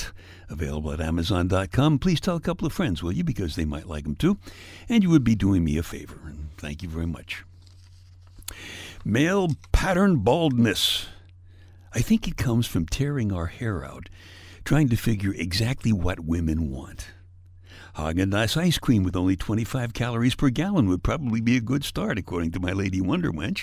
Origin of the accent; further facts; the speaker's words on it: New York, United States; I'm from New York